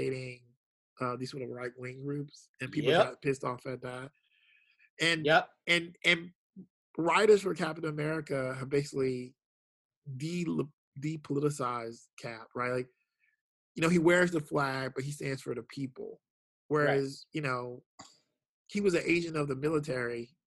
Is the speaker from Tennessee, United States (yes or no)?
no; Jacksonville, Florida, United States; I'm from Jacksonville, Florida. Like I grew up in Jacksonville, Florida